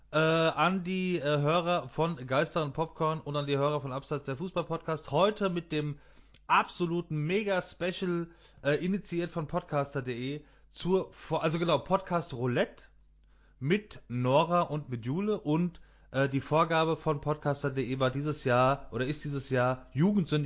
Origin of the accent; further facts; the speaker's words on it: Frankfurt, Hesse, Germany; Wir sind ja Frankfurter, ja. wir sind ja aus Hesse.